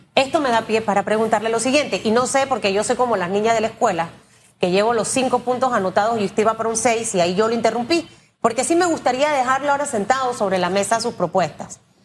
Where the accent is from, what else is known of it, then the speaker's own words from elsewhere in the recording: Panama; soy panameña. Y, lo que quiero ver es a mi Panamá bien